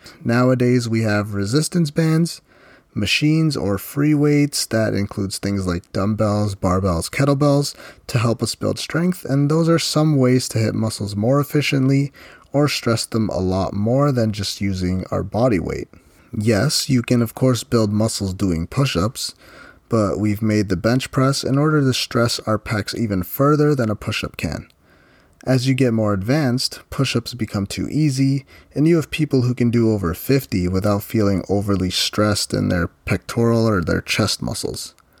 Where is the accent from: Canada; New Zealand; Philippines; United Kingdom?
Philippines; So me, I'm Filipino, I grew up eating Filipino food, and I still enjoy it to this day on occasion.